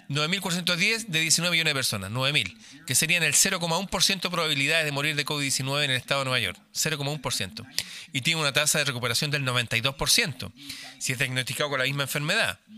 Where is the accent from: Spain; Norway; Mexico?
Norway; Spanish is a second language; Suecia y Noruega, por ejemplo. Yo soy noruego. Noruega tuvo cuarentena.